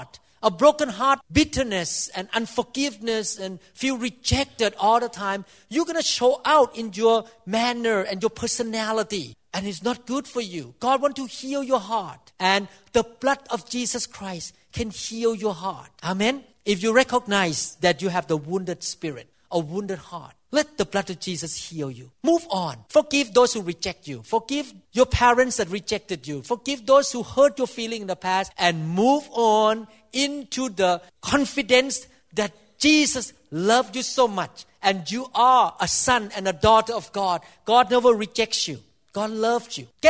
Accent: Thailand; I'm Thai, so I came from Southeast Asia

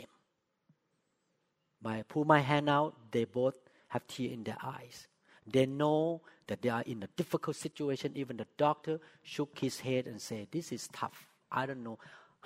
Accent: Thailand; English is a second language; moved away as an adult; also born or lived in Seattle, United States; now in United States; When I just moved to the U.S., I was so discriminated by American doctors here because I spoke with accent. I'm from Thailand

